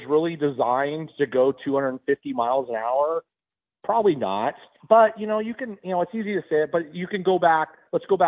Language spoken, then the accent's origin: English; Southern California, United States; I came from Southern California